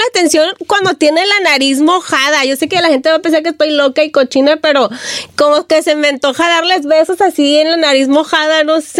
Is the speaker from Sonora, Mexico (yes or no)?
no; Puerto Vallarta, Jalisco, Mexico; born there; Yo nací, bueno, yo nací en Puerto Vallarta, Jalisco.